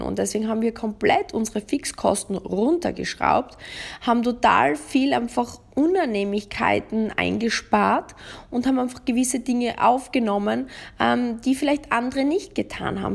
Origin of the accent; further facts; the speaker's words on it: Austria; bei uns in Österreich